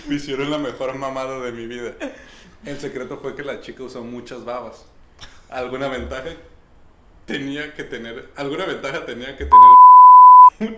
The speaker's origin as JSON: {"language": "Spanish", "country": "Mexico", "said": "yo como mexicano"}